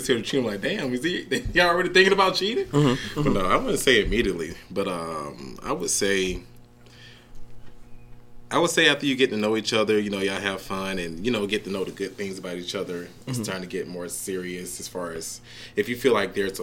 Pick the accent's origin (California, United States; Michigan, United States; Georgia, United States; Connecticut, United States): Georgia, United States; Atlanta; Born and raised from Atlanta, and that's inside the perimeter of Atlanta, not Norcross, not Lawrenceville, Atlanta.